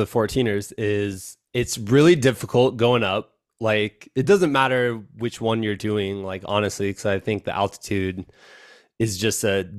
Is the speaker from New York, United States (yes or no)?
no; Iowa, United States; Like I'm from Iowa originally.